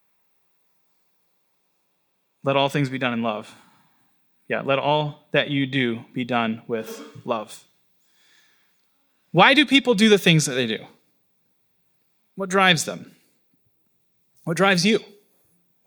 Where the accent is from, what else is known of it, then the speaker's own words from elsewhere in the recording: Florida, United States; now in New York, United States; My hometown that I grew up